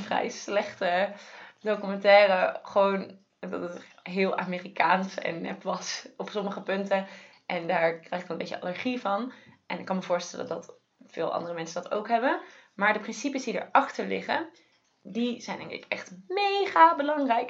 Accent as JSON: {"language": "Dutch", "country": "Netherlands", "said": "we juist als Nederlanders"}